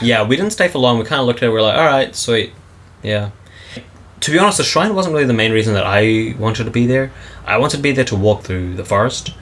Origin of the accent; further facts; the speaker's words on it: New Zealand; now in Japan; we're from New Zealand